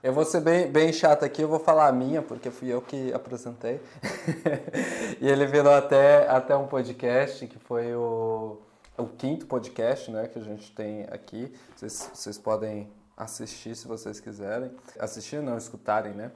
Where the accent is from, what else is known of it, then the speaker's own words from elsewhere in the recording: São Paulo, Brazil; now in Utrecht, Netherlands; sou originalmente de São Paulo e hoje eu moro aqui em uma cidadezinha da Holanda chamada Utrecht